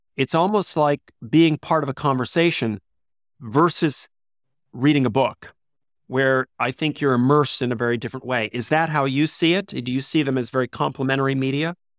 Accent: United States; growing up in the States

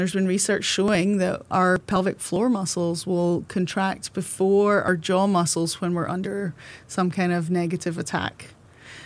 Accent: Scotland, United Kingdom; moved away as an adult; also born or lived in Glasgow / Nova Scotia; now in Canada; I'm Scottish

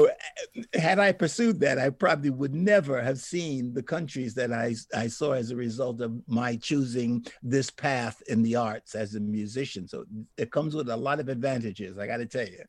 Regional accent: New York City, New York, United States; I was born in the Bronx

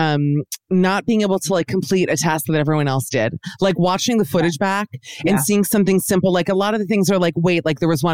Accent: Miami, Florida, United States; moved away; also born or lived in New York; I'm actually from Miami, where I am as we speak.

